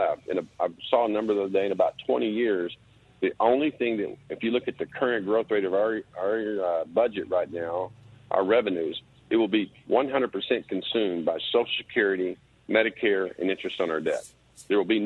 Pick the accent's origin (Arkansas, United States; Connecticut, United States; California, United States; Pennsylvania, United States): Arkansas, United States; now in Oklahoma, United States; I'm originally from Arkansas